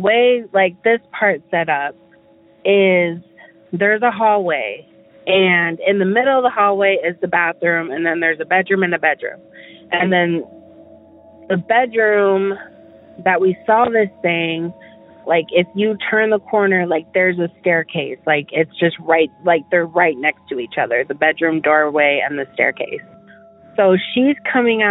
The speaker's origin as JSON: {"language": "English", "town": "Omaha", "region": "Nebraska", "country": "United States", "said": "I am from Omaha, Nebraska."}